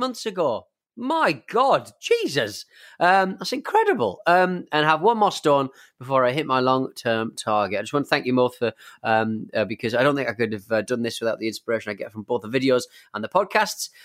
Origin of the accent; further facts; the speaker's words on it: England, United Kingdom; we have a drinking culture in, in England